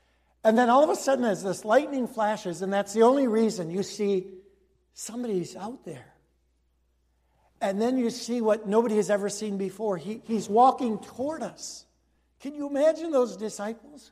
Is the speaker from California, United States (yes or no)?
no; Cicero, Illinois, United States; when I grew up in Cicero, there was so many lights around, we couldn't even see the stars